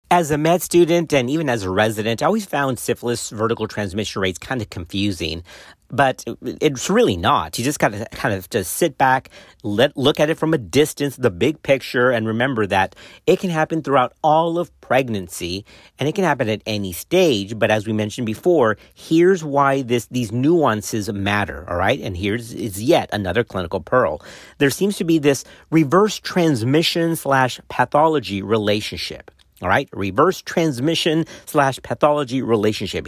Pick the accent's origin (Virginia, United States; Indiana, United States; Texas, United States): Texas, United States; my home state of Texas